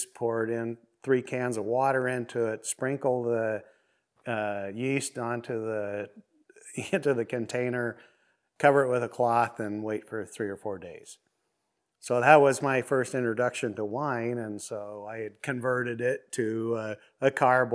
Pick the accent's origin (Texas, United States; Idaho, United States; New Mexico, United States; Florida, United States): Idaho, United States; Burley; now in Oregon, United States; I was born in 61 in Burley, Idaho. And my family operated a large ranch